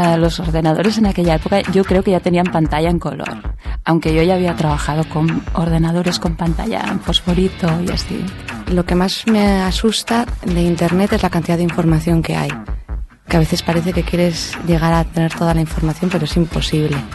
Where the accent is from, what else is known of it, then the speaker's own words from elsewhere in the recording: Andalusia, Spain; now in Catalonia, Spain; eh, soy de origen andaluz, aunque hace ya muchos años que vivo aquí en Cataluña.